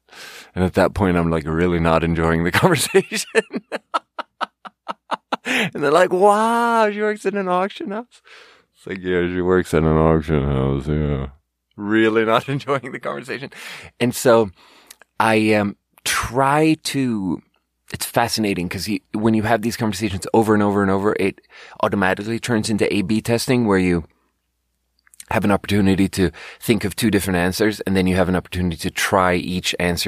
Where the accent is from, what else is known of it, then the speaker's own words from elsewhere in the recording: Sweden; And not to be like, yeah, I'm from Sweden.